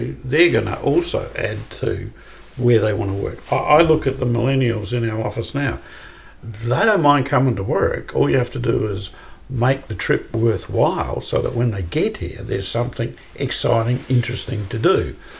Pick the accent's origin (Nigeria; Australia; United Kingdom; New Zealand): Australia; born there; also born or lived in United States; despite the fact I was born in Australia, right?